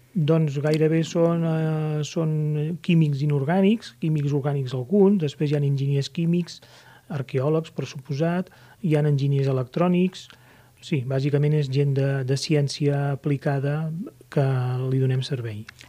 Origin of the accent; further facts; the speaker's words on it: Catalonia, Spain; tenim nosaltres com a catalans